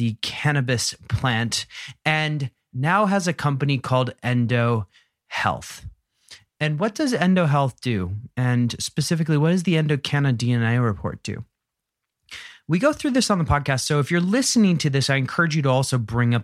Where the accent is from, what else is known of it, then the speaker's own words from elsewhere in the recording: Philadelphia suburbs, Pennsylvania, United States; I grew up out in the suburbs